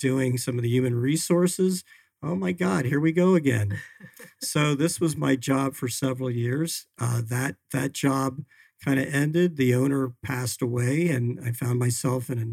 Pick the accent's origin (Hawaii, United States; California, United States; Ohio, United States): Ohio, United States; Columbus; also born or lived in Chicago; I grew up in Columbus, Ohio